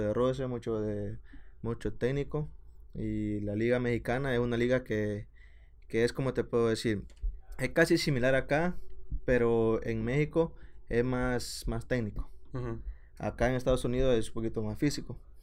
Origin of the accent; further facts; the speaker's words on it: El Salvador; moved away as an adult; now in Sacramento, United States; como salvadoreño yo te digo